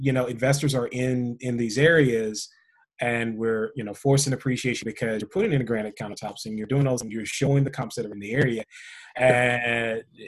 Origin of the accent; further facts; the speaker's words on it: Washington, District of Columbia, United States; I'm from the Washington, D.C. area